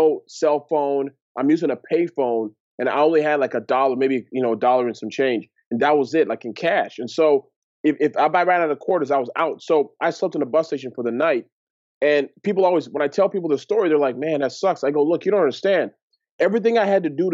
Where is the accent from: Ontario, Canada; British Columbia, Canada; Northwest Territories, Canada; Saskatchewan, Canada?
Ontario, Canada; Toronto; I grew up in Toronto, Ontario, Canada, to Nigerian parents.